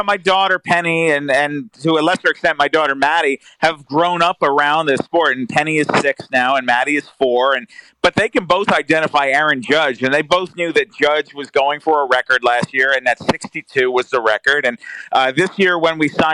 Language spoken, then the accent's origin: English; Rockland County, New York, United States; I grew up in Rockland County, New York